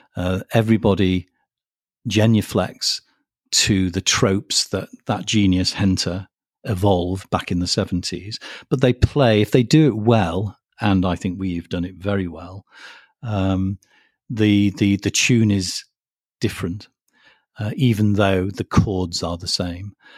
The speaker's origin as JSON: {"language": "English", "country": "United Kingdom"}